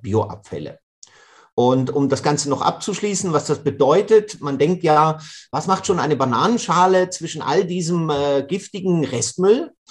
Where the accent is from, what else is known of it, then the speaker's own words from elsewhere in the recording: Switzerland; bei uns in der Schweiz, wir trennen das eigentlich schon seit den 80er Jahren. Und so bin ich mit dem Bioeimer auf dem Balkon aufgewachsen